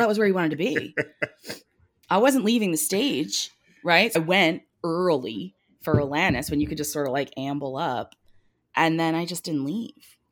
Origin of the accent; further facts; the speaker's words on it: New Jersey, United States; I grew up in New Jersey